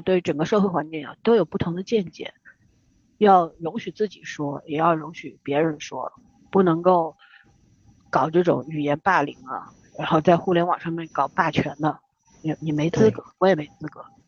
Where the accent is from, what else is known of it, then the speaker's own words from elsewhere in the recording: China; 我们中国人是努力派的，就是从小就跟你说你要努力读书啊